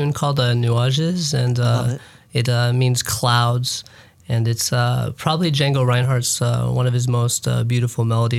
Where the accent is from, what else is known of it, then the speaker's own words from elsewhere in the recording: Phoenix, Arizona, United States; moved away as an adult; now in Minneapolis, United States; That's where I was born. I was born in Phoenix, Arizona, and just moved here about a year ago.